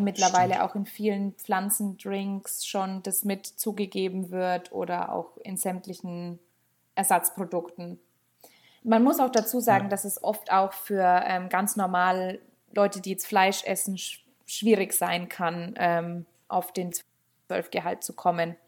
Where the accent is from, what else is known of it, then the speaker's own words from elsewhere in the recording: Steppach, Bavaria, Germany; now in Höchstadt, Germany; ich komme ursprünglich eigentlich vom einem der kleinsten Dörfer überhaupt. Also ich komme aus Steppach